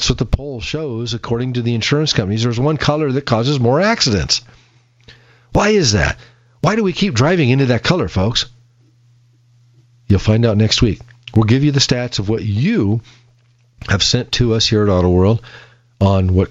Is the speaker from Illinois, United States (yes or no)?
yes; Peoria, Illinois, United States; now in Boise, United States; I grew up in Peoria, Illinois